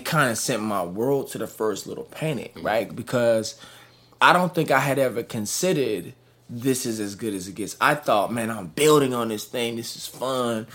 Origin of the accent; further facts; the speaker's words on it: Dallas, Texas, United States; Born and raised in Dallas, Texas.